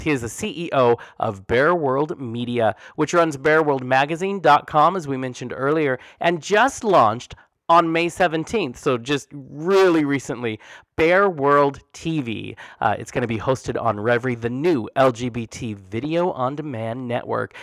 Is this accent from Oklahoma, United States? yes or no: yes; Oklahoma, United States; accent: southern; moved away; there's some southern in there, and I'm like, well, probably Oklahoma